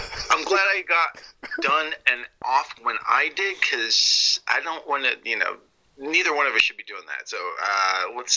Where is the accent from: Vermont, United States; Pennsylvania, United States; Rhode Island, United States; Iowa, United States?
Vermont, United States; moved away as an adult; now in California, United States; I'm originally from Vermont.